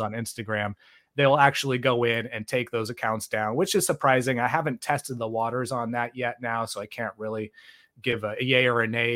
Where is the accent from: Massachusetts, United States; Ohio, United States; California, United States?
California, United States; Bay Area; I grew up in the Bay Area.